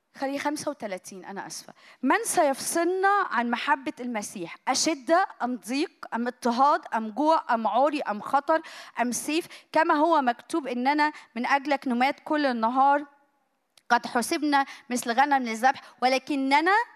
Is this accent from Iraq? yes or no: no; Egypt; عندنا في مصر